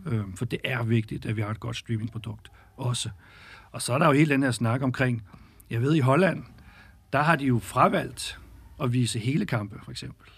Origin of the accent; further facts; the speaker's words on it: Birkerød, Capital Region of Denmark, Denmark; har selv spillet fodbold som ung knægt i Skjold Birkerød